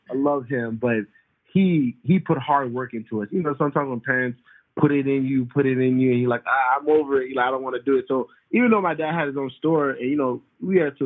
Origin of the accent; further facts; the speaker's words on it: Tampa, Florida, United States; moved away as an adult; also born or lived in Baltimore, Maryland / Boston / Orlando; now in San Antonio, United States; I grew up in Tampa from like age 7, 8 to all the way to high school